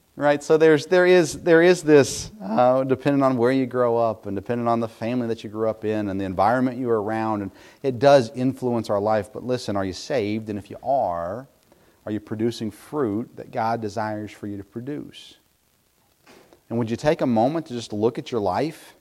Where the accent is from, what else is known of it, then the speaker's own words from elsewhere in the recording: Middle Tennessee, United States; I grew up in Middle Tennessee